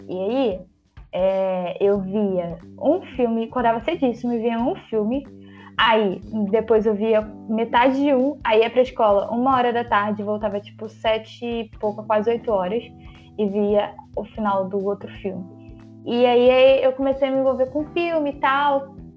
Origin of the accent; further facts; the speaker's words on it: São João de Meriti, Rio de Janeiro, Brazil; Sou da periferia, sou de São João de Meriti